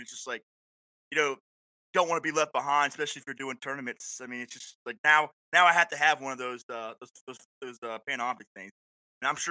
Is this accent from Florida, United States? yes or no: yes; Panama City, Florida, United States; moved away as an adult; also born or lived in Fort Drum, New York; now in New York, United States; originally from Panama City, Florida